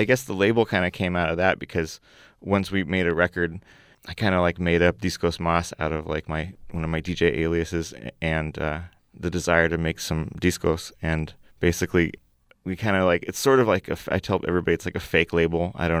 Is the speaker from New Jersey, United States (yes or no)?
no; Oakland, California, United States; also born or lived in Berkeley; I was born in Berkeley, but I've always lived in Oakland.